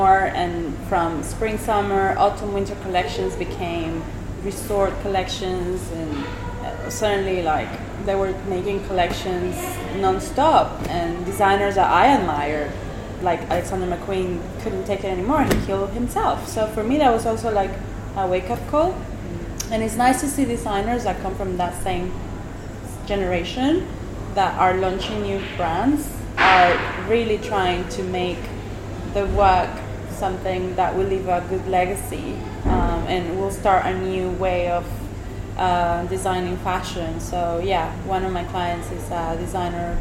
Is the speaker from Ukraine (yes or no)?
no; Venezuela; moved away; I come from Venezuela